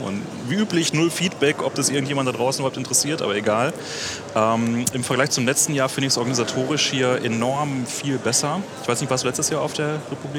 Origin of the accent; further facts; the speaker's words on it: Göttingen, Lower Saxony, Germany; wir kommen halt alle aus Göttingen